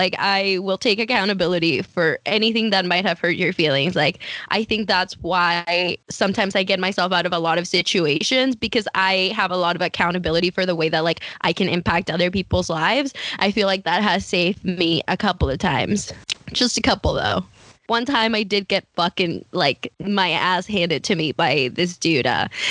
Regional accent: Mercer Island, Washington, United States; and I work at Amazon and I'm from Mercer Island.

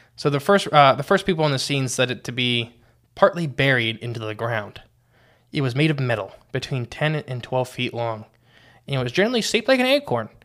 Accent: Ohio, United States; We're from No Name Ohio.

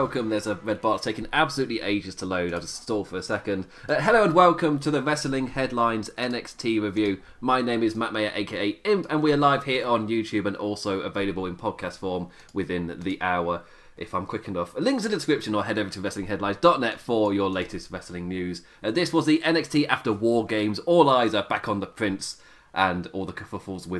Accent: England, United Kingdom; I'm English

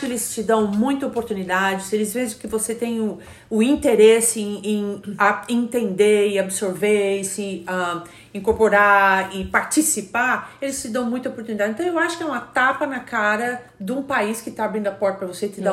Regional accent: Brazil; moved away as an adult; now in United States; como brasileira

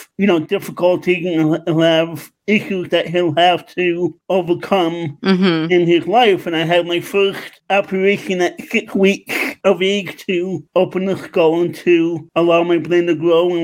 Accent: New York City, New York, United States; also born or lived in Long Island, New York; now in West Chester, United States; I'm originally from New York, Queens, New York. I moved out to Long Island in 2006, and I recently moved to Westchester, Pennsylvania in 2020

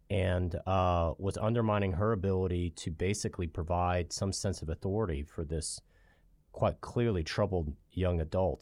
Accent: Virginia Beach, Virginia, United States; I grew up in Virginia Beach

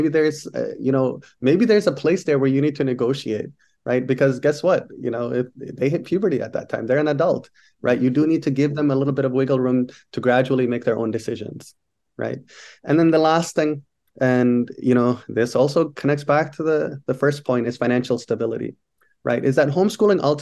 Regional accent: Somalia; moved away; I'm from Somalia

